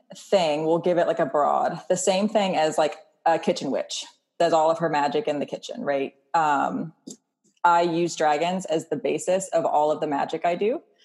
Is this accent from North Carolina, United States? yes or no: yes; Wilmington, North Carolina, United States; moved away as an adult; also born or lived in Los Angeles / Maui; Born and raised in Wilmington, North Carolina.